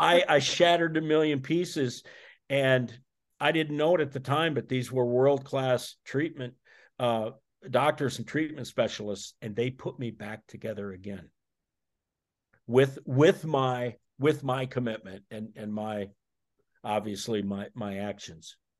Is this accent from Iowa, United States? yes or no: yes; Iowa, United States; I'm from Iowa, so I'm a, I'm a corn guy